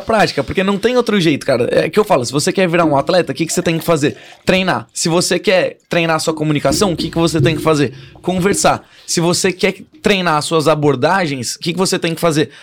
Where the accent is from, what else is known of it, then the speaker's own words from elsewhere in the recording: São Paulo, Brazil; Sou de São Paulo. Nascido e criado em São Paulo